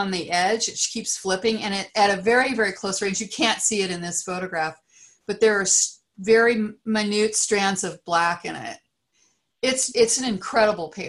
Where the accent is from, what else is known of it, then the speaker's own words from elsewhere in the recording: Great Plains, United States; now in California, United States; growing up on the Great Plains